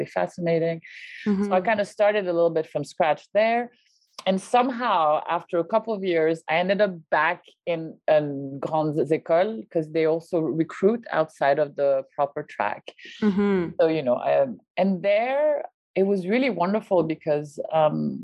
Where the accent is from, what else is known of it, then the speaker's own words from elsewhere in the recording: France; moved away; in France, so I grew up in France